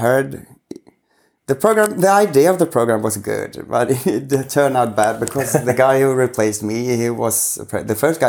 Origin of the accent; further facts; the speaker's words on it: Sweden; I'm from Sweden, of course.